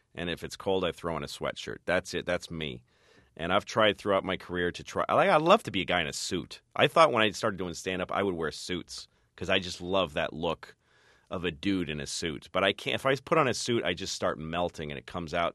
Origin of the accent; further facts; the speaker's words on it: Newton, Massachusetts, United States; moved away as an adult; also born or lived in New York; I grew up in Newton